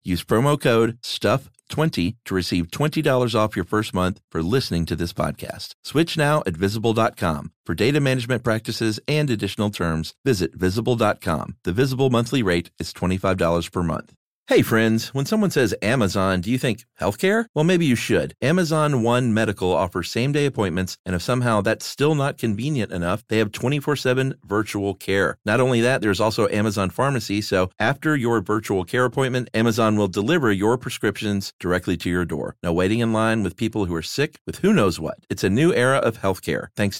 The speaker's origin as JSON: {"language": "English", "town": "Lowell", "region": "Massachusetts", "country": "United States", "said": "I'm from Lowell, Massachusetts, where they claim the Industrial Revolution was born."}